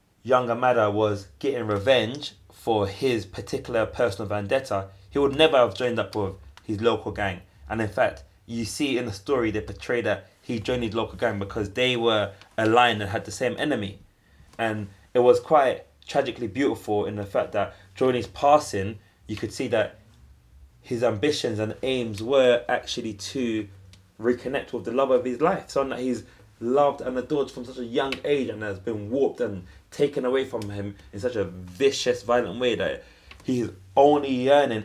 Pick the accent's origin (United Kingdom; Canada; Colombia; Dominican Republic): United Kingdom; London; I grew up in Hackney